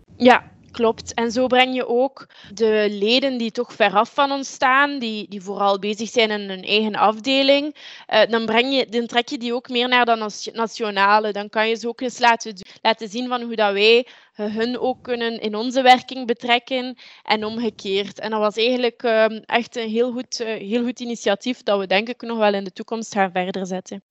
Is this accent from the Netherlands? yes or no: no; Deinze, Flanders, Belgium; Ik ben afkomstig uit Deense. Eh, dat is een stad in de buurt van Gent, de rand uh, van uh, tussen Oost- en West-Vlaanderen